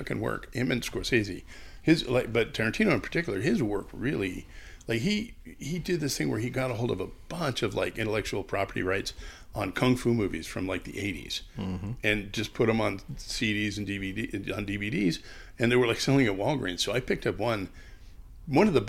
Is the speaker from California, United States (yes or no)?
yes; San Jose, California, United States; Growing up in San Jose, like, in the 80s